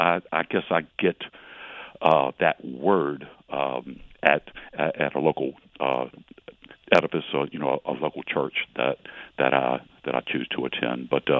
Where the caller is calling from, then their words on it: Portsmouth, Virginia, United States; I'm calling from Portsmouth, Virginia, on WPMH radio.